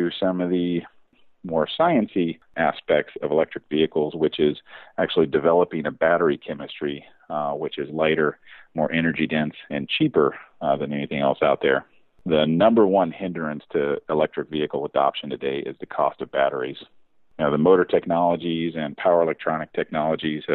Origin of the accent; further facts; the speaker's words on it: the South, United States; as a young kid growing up in the South, cars were kind of everything